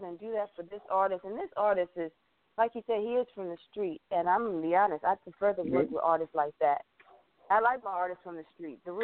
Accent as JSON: {"language": "English", "country": "Germany", "also_born_or_lived": "SeaTac, Washington / Seattle, Washington / Olympia, Washington", "moved": "yes", "lives_now": "Washington, United States", "said": "I am originally from Germany, and I moved to the States to Washington."}